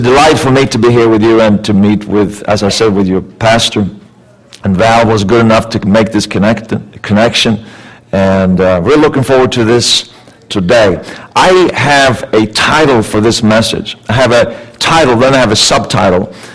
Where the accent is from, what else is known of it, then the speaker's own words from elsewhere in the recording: Sweden; also born or lived in Canada; now in California, United States; I was born and raised in Sweden